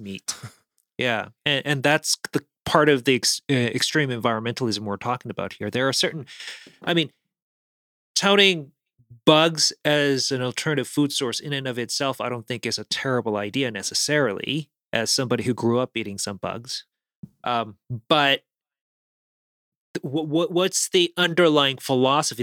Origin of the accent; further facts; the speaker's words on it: South Korea; moved away; I grew up in South Korea where we actually have a couple food items that are bugs